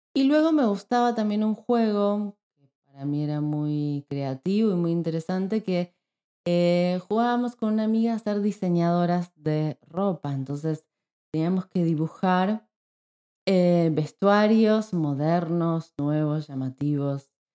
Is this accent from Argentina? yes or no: yes; Neuquén, Argentina; now in Spain; Cuando yo era chica vivía en la ciudad de Neuquén, que es una ciudad que está en la Patagonia de Argentina